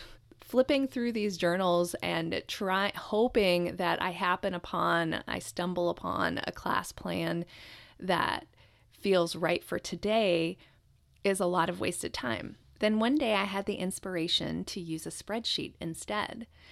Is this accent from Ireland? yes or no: no; Japan; moved away; I was born in Japan, and Japanese culture is very close to my heart